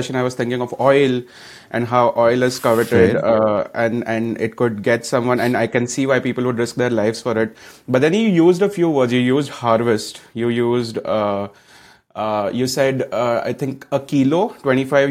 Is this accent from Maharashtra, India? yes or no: yes; Pune, Maharashtra, India; I am from Pune